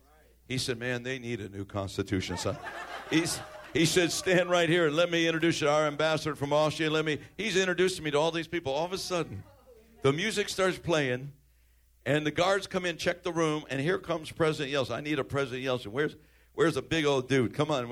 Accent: Chicago, Illinois, United States; I'm from Chicago, man, South Side. Same place where our president was raised. Same, almost the same area.

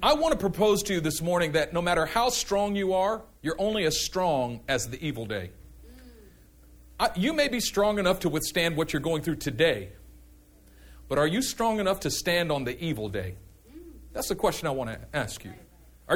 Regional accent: Oakland, California, United States; I'm from East Oakland.

